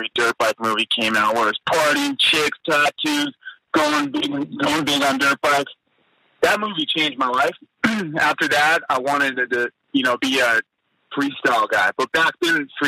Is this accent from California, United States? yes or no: yes; Moorpark, California, United States; also born or lived in Temecula, California; From Moorpark, California.